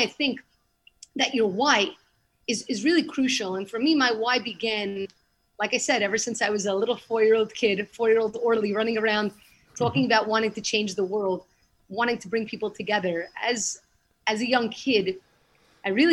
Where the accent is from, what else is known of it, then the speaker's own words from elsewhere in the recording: New York City, New York, United States; moved away as an adult; now in Israel; I grew up in Brooklyn, went to the Yeshiva Flatbush, went to college there